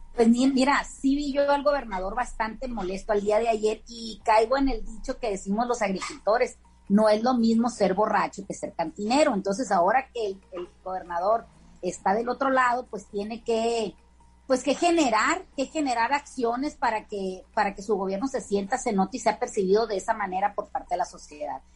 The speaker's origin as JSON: {"language": "Spanish", "town": "Caimanero", "region": "Sinaloa", "country": "Mexico", "said": "mi pueblo, para Caimanero, que hoy se festeja el Día de la Santa Cruz y es el santo patrono de esa pequeña comunidad. de Sinaloa"}